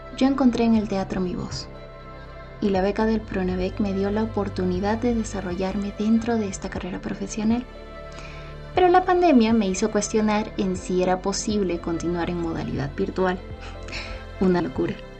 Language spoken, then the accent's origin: Spanish; Ayacucho, Peru; Nací en Huamanga, Ayacucho.